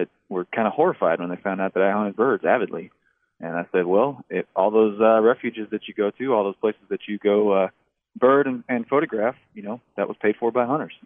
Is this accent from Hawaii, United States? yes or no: no; Longview, Texas, United States; also born or lived in Kingsville, Texas / Corpus Christi, Texas; I'm from Longview, Texas. I grew up in Northeast Texas